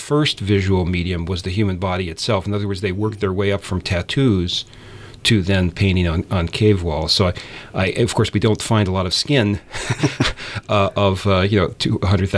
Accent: Philadelphia, Pennsylvania, United States; I was growing up in Philadelphia, when I came here to this country at nine

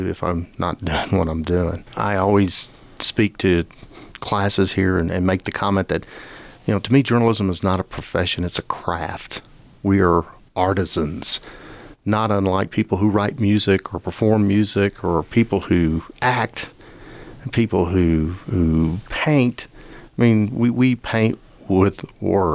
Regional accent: Lubbock, Texas, United States; also born or lived in Madison, Wisconsin / Austin / San Diego / Phoenix; I grew up in Lubbock, and my family was affected by the 1970 tornado

